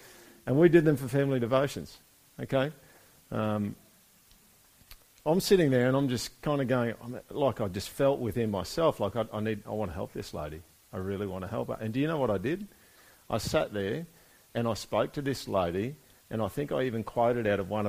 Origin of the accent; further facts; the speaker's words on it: Brisbane, Queensland, Australia; also born or lived in Monto; I was born in Monto. Does anyone know where that is? Okay. I lived there for 2 years. I don't remember anything of it, which might be a good thing. I don't know. Sorry, if you're from Monto, I'm not bagging it. Moved to Brisbane. Lived in Acacia Ridge for about 8 years.